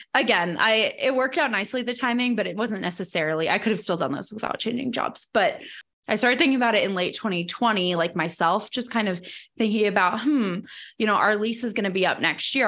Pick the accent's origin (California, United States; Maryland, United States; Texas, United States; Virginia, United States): Virginia, United States; moved away as an adult; also born or lived in Arlington, Virginia; now in Denver, United States; from growing up in Virginia and then from going to school in Virginia